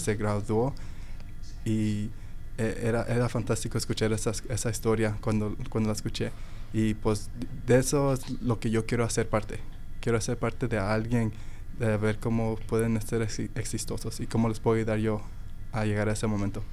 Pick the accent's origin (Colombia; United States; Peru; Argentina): United States; Dallas, Texas; also born or lived in Mexico; nací en México y luego le dije que crecí ahí en Dallas, Texas